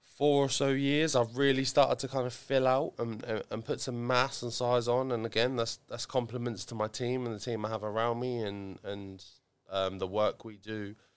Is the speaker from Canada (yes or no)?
no; Ipswich, East of England, United Kingdom; I like Ipswich. I like my hometown. I grew up in Chartbury.